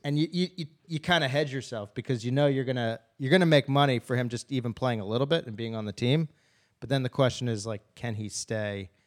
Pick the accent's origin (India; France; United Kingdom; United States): United States; Philadelphia, Pennsylvania; I'm from Philadelphia